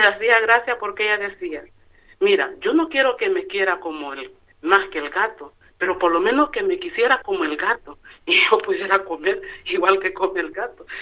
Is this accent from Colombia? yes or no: no; Honduras; moved away as an adult; now in Utiel, Spain; soy hondureña. Hace ocho años que resido aquí en España y seis años de estar aquí en Utiel.